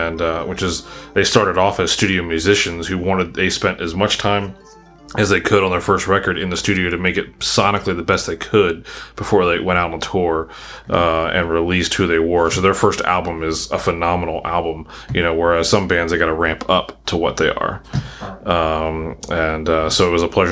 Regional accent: Maryland, United States; moved away as an adult; now in Philadelphia, United States; growing up in Maryland

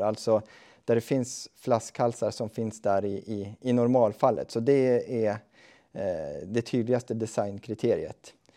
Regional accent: Östhammar, Uppsala County, Sweden; jag kommer ju själv från Östhammars kommun

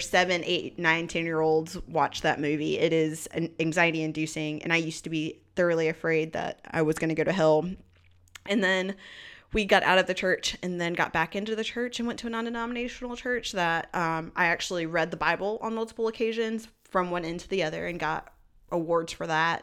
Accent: Burlington, North Carolina, United States; also born or lived in Greensboro, North Carolina; now in Raleigh, United States; I was raised in Burlington, North Carolina, which is a more rural city

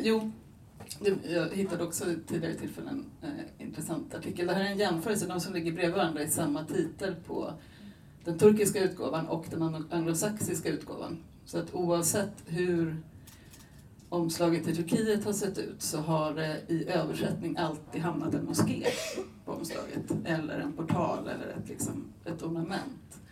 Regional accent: Buenos Aires, Argentina; moved away; jag är själv född i Buenos Aires, jag är halvargentinare

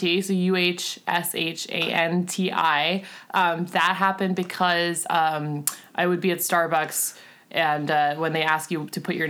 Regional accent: Pittsburgh, Pennsylvania, United States; moved away as an adult; now in San Francisco, United States; I grew up in Pittsburgh, Pennsylvania

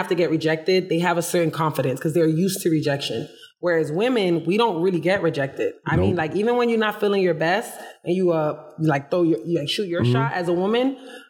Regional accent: New York, United States; born there; also born or lived in Florida; My dad lived in Connecticut. I was born in New York.

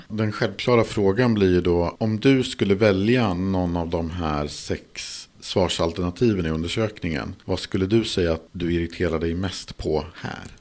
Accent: Mälaren Valley, Sweden; jag kommer från Mälardalen och från en trakt eller region där man tenderar att överanvända vart

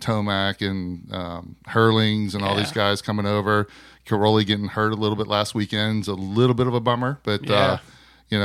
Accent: Pennsylvania, United States; I'm from Pennsylvania

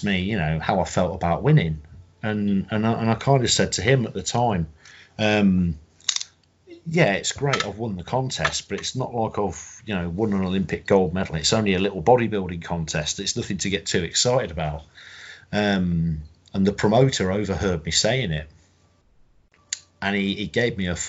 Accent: Coventry, West Midlands, United Kingdom; I'm from Coventry in the Midlands.

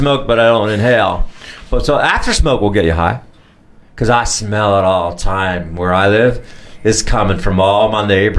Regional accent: New York, United States; now in Maui, United States; I'm being from New York, East Coast.

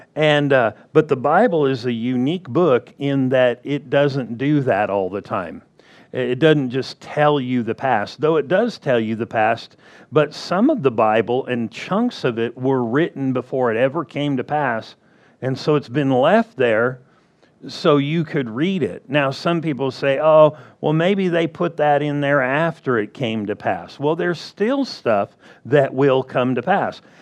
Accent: Southern California, United States; I was born and raised in Southern California

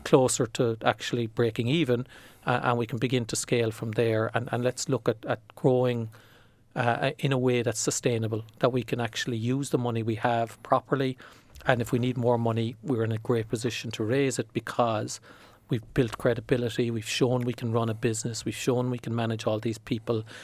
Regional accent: Ireland; as an Irish person

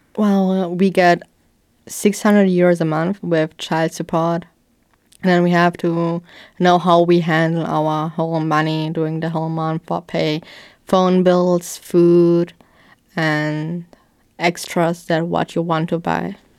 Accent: Sandweiler, Luxembourg; I grew up in a children's home in Sandweiler for twelve years.

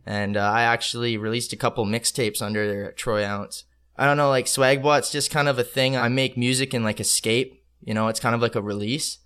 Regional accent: Calgary, Alberta, Canada; moved away as an adult; also born or lived in Ottawa, Ontario; now in Vancouver, Canada; I'm actually from Ottawa, but I I was only there for like four years, and then I moved to Calgary, Alberta, and then I I grew up there pretty much like till I was 21

